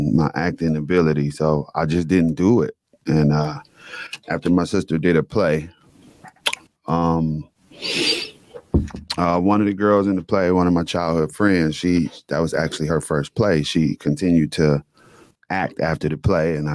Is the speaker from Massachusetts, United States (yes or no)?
no; Detroit, Michigan, United States; I was born and raised in Detroit